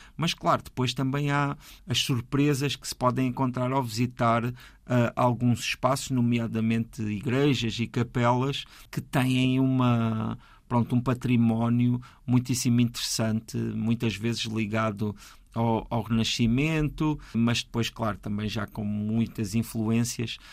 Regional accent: Ponte de Sor, Alentejo, Portugal; nasci no Alto Alentejo, mesmo fronteira com o Ribatejo. E ali naquela, naquele conselho onde eu nasci, que é o Conselho de Pontessor

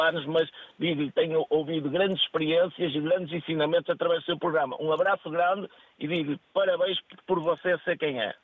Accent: Póvoa de Varzim, Norte, Portugal; Eu sou do Norte, da Póvoa do Barzim

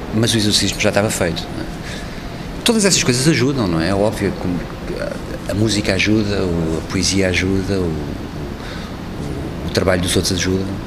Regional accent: Portugal; Sou português, faço parte da Europa

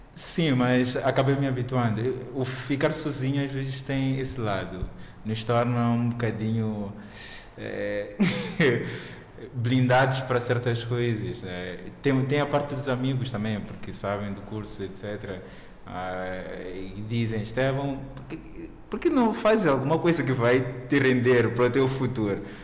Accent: Mozambique; como moçambicano

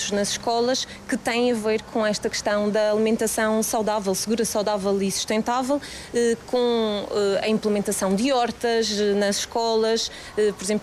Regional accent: Porto, Porto District, Portugal; desde que eu não sou de cá, eu sou do Porto. Sei que lá no Porto não existem tantos assim de prémios de mérito

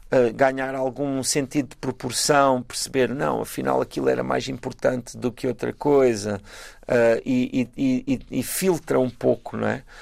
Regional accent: Galveias, Alentejo, Portugal; moved away; also born or lived in Praia, Cape Verde; eu sei sempre que sou das Galveias

